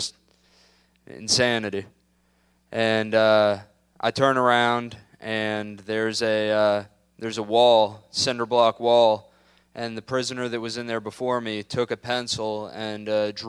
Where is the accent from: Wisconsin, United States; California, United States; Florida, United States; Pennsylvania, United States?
Florida, United States; Tampa